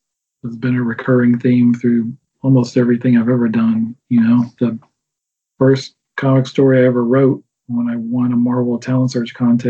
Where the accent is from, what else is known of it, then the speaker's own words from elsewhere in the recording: the South, United States; talked before about growing up in the South and growing up in the church.